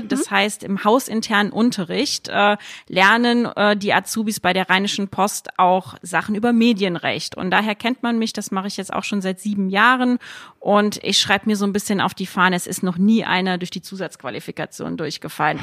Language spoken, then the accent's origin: German; Saarland, Germany; moved away; für mich als gebürtige Saarländerin